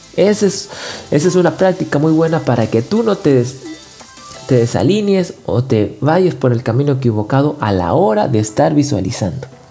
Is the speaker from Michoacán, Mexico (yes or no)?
no; Nuevo León, Mexico; Yo soy del norte de México, de Nuevo León